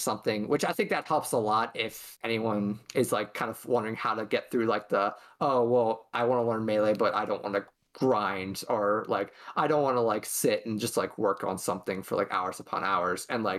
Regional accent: West York, Pennsylvania, United States; I'm from West York High School, which is about an hour down from Lancaster.

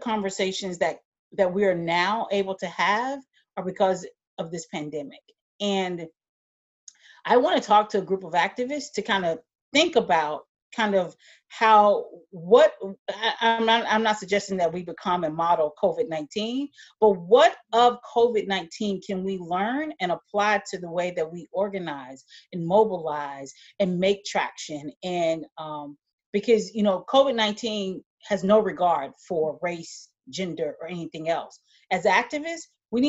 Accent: Alabama, United States; moved away; I grew up in Alabama, and I decided to leave Alabama

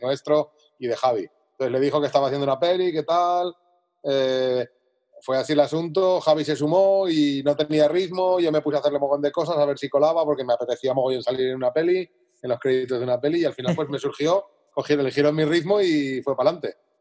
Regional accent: Zaragoza, Aragon, Spain; moved away as an adult; now in Alicante, Spain; me mudé de Zaragoza a Alicante, yo soy de Zaragoza, ahora vivo en Alicante

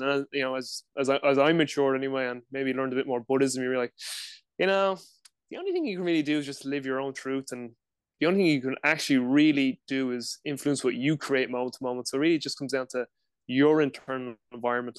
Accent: Dublin, Leinster, Ireland; I'm from Dublin, Ireland, live in Ireland uh, currently as well

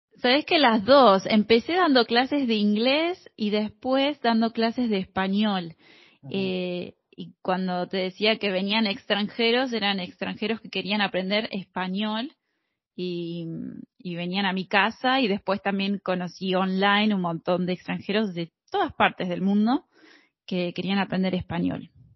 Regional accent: Mar del Plata, Buenos Aires Province, Argentina; accent: rioplatense; yo soy de Mar del Plata, Argentina

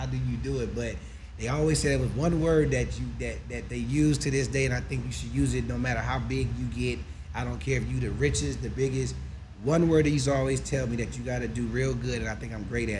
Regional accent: Pasadena, California, United States; because that's where I'm from. Born and raised.

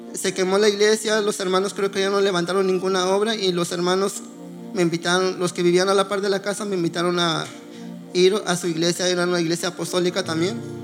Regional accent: Oaxaca, Mexico; moved away; Nosotros somos de Oaxaca, este, allá en mi pueblo nosotros vivíamos, pues se puede decir, una vil pobreza

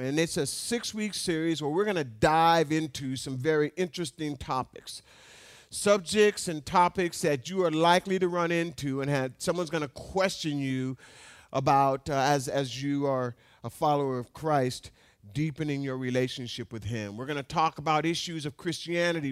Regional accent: Alaska, United States; having been born and raised in Alaska

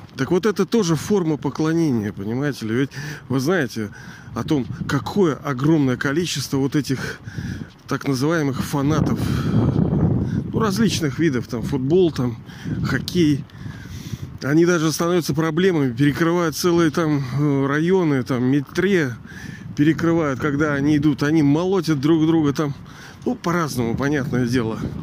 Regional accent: Saint Petersburg, Russia; я же из Ленинграда тоже

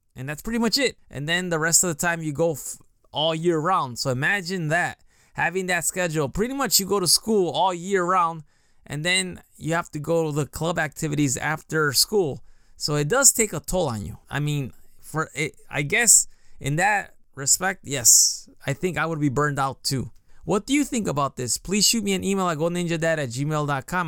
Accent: United States; moved away as an adult; now in Japan; Growing up in the United States and going to school, I was always into teams.

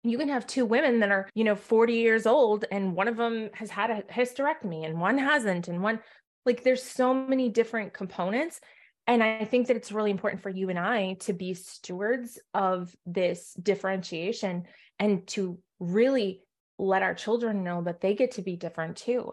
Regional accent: New England, United States; I'm from New England

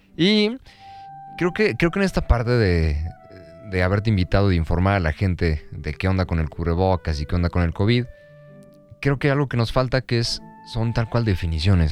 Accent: Mexico; como mexicanos no somos muy buenos con ese, el arte

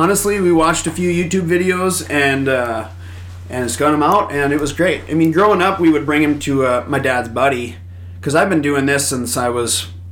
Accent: Litchfield, Minnesota, United States; also born or lived in South Dakota; I grew up in Litchfield and had a cabin north of Annandale on Bass Lake, so I've kind of just this whole area is I've called home for a long time.

